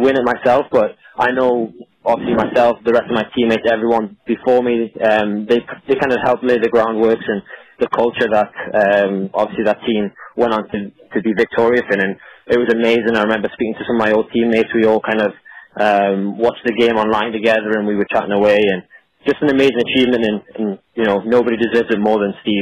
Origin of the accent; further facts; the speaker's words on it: Newcastle upon Tyne, North East England, United Kingdom; moved away as an adult; now in St. Augustine, United States; I was born and raised in Newcastle